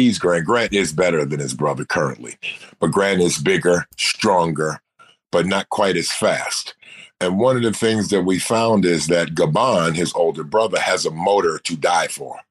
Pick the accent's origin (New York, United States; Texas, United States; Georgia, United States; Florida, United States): New York, United States; New York City; I grew up in New York City with the best basketball players on the planet in my time